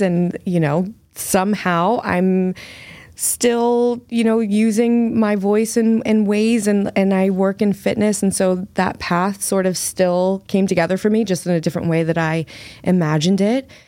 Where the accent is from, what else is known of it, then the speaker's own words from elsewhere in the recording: United States; now in Massachusetts, United States; I'm from the New Jersey, Philly